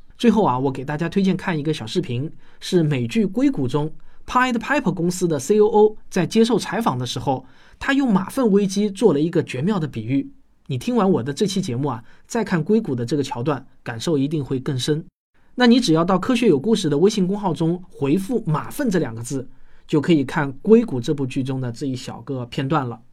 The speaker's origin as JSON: {"language": "Chinese", "town": "Shaoxing", "region": "Zhejiang", "country": "China", "tie": "born or raised there", "said": "我记得我小时候在绍兴的侧水牌老家"}